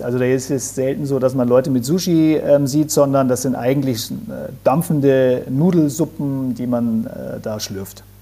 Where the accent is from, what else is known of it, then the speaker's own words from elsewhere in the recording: Bavaria, Germany; bei uns in Bayern oder in Deutschland.